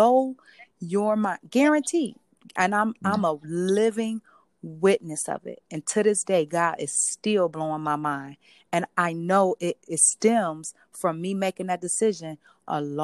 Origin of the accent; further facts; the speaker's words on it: Cleveland, Ohio, United States; I grew up in Cleveland